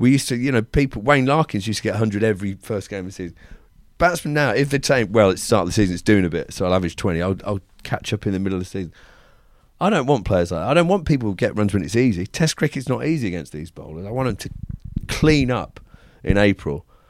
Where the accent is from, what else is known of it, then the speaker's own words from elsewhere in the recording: England, United Kingdom; We're English.